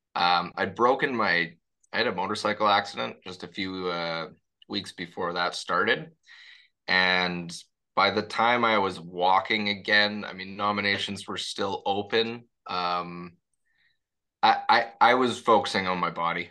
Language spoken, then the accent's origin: English; Toronto, Ontario, Canada; also born or lived in Paris, France; I was born and raised in in the Spadina and College area